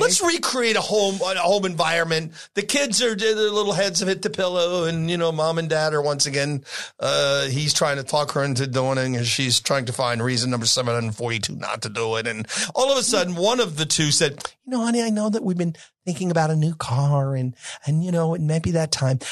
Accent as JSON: {"language": "English", "region": "New York", "country": "United States", "tie": "born or raised there", "moved": "yes", "said": "I grew up in New York."}